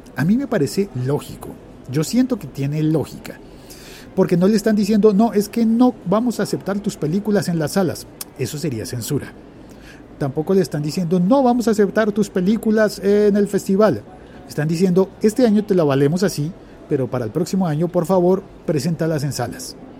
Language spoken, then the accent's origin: Spanish; Colombia; en mi país, en Colombia